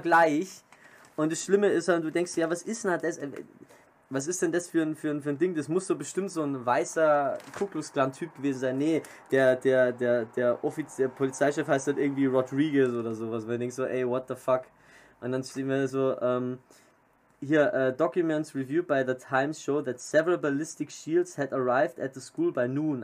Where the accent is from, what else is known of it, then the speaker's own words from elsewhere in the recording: Germany; bei uns in Deutschland